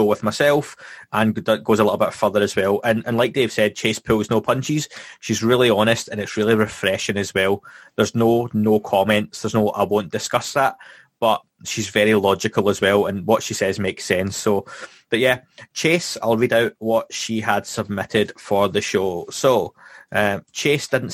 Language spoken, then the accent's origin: English; Scotland, United Kingdom; my background and where I'm from Scotland